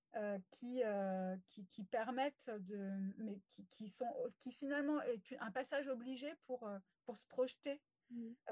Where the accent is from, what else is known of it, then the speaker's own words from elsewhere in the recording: West of France, France; also born or lived in Rennes / Paris; je suis une femme de l'Ouest depuis tout le temps. Hein. Euh, je suis née euh, dans l'Ouest